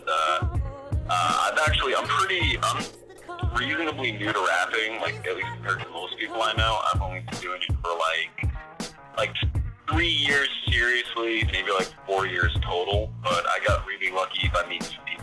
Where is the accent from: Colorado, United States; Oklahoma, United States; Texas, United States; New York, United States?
New York, United States; Blue Point; moved away as an adult; now in Brooklyn, United States; I'm from Long Island. I grew up for, like, most of my life in Blue Point